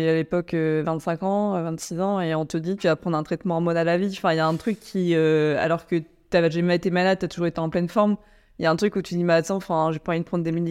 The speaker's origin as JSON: {"language": "French", "town": "Chinon", "region": "Centre-Val de Loire", "country": "France", "said": "on vient tous les deux de Chinon, en Indre-et-Loire"}